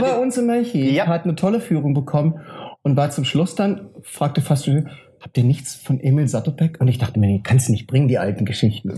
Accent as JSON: {"language": "German", "area": "Frankfurt/Offenbach", "region": "Hesse", "country": "Germany", "tie": "born or raised there", "said": "Und bei Frankfurt Offenbach meine Heimatregion ist"}